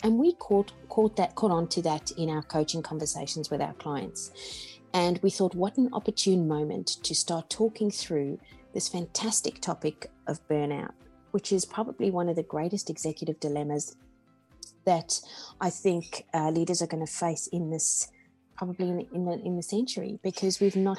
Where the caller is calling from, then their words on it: Sydney, New South Wales, Australia; And I'm in Sydney, Australia.